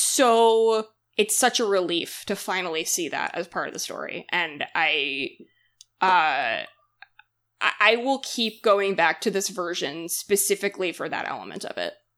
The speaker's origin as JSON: {"language": "English", "region": "Massachusetts", "country": "United States", "tie": "born or raised there", "said": "I'm from Massachusetts, like, I grew up with Little Women so deeply, went to the Alcott house a lot growing up"}